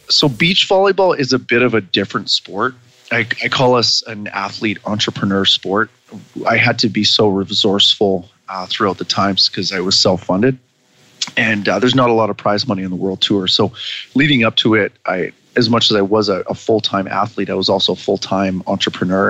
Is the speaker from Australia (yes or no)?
no; Vancouver Island, British Columbia, Canada; my hometown on Vancouver Island